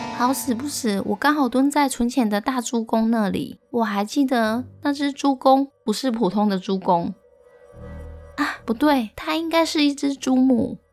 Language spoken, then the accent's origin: Chinese; Longshan Village, Chiayi County, Taiwan; 我老家的村庄叫了龙山村，而龙山村的一起跟房仔林大约有两百多户